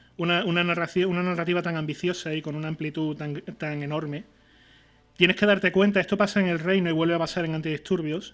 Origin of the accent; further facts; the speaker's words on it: Seville, Andalusia, Spain; Nosotros somos andaluces, somos de Sevilla